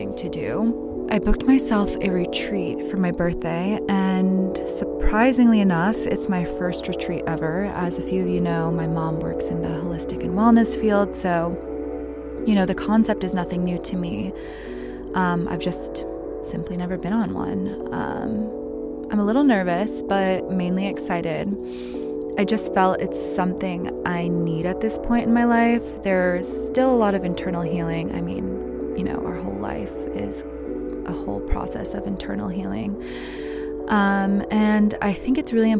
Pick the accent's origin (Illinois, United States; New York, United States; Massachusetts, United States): Massachusetts, United States; North Shore of; moved away; I'm from North Shore of Massachusetts. I'm like fifth generation.